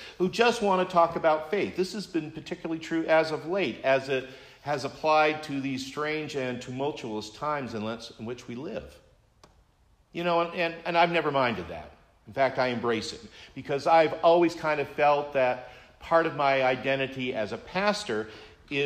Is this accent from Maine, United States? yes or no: yes; Maine, United States; now in New Hampshire, United States; I am a native Mainer.